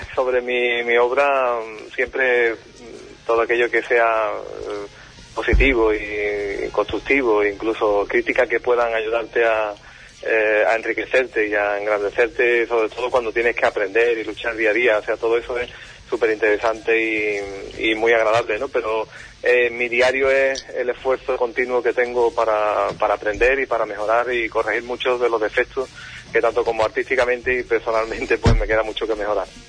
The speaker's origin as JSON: {"language": "Spanish", "town": "Huelva", "region": "Andalusia", "country": "Spain", "said": "mi tierra"}